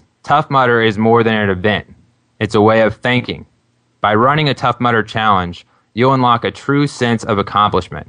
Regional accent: Burlington, Kansas, United States; my hometown of Burlington, Kansas

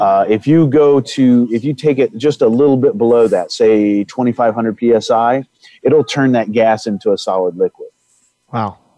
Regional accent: Indiana, United States; I come from Indiana, and in Indiana, there's a lot of family farms

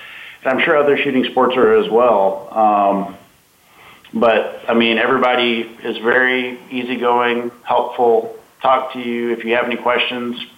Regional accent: Central Texas, United States; also born or lived in Colorado Springs, Colorado; I was born in Bryan College Station area in Texas. I was raised in between Colorado Springs, Colorado, and Central Texas

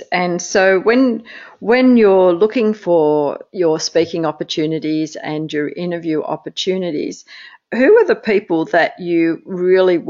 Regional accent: Australia; as an Australian

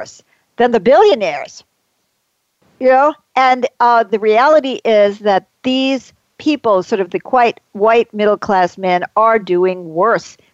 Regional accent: New York, United States; I grew up in New York

